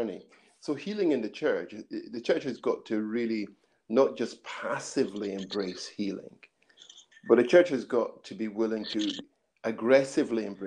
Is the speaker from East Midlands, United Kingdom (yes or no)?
no; Scotland, United Kingdom; also born or lived in Nigeria / Edinburgh; I grew up in Scotland until I was nine, then went back to Nigeria, did my secondary school there, then kept to Scotland, did further education back in Edinburgh